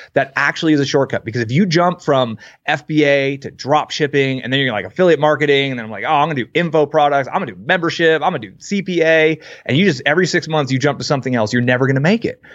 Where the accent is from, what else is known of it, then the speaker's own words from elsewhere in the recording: Bay Area, California, United States; I grew up in the Bay Area